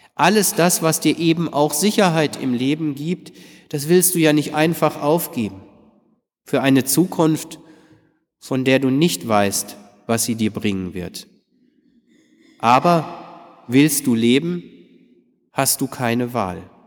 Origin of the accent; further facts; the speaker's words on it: Detmold, North Rhine-Westphalia, Germany; bei uns in Detmold